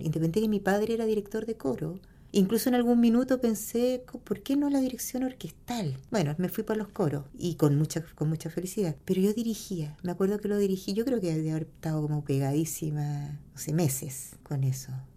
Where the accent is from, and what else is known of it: Punta Arenas, Magallanes and Chilean Antarctica, Chile; born or raised there